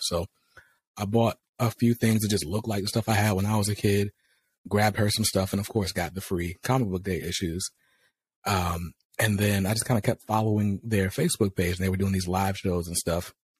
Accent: North Carolina, United States; I'm from North Carolina, but my grandparents lived in New York when I was growing up. So we go to New York for the summers

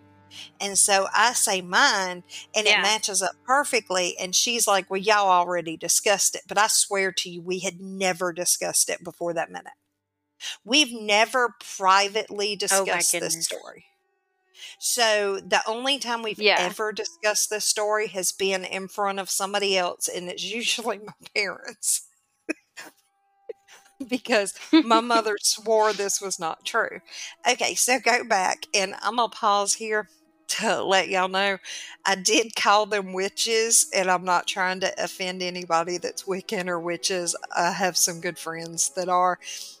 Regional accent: the South, United States; I'm from the South.

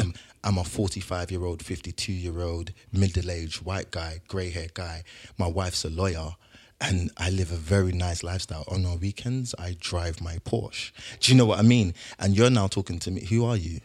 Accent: London, United Kingdom; moved away; also born or lived in Hertfordshire; I grew up, I grew up in South London

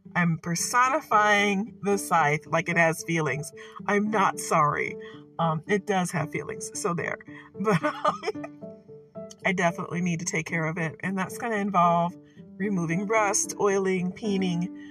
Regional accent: Michigan, United States; I am from Michigan.

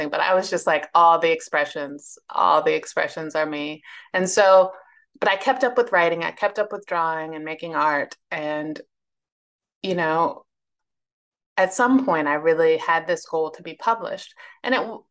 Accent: Northern Virginia, United States; also born or lived in Lexington, South Carolina; now in Charlottesville, United States; I was born in Virginia, which is still the South, but it's like I was born in Northern Virginia, which doesn't think of itself as the South. I live in Charlottesville now

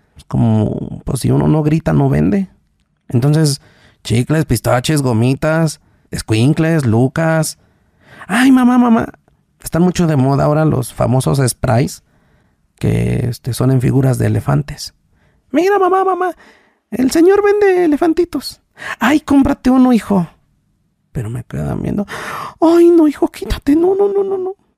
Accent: Mexico; de Texmola, se llama la comunidad donde yo nací

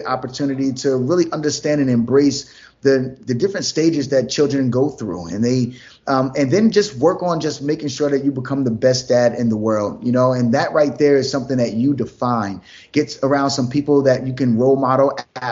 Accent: New Jersey, United States; now in Atlanta, United States; I'm from New Jersey originally. Now we live in Atlanta

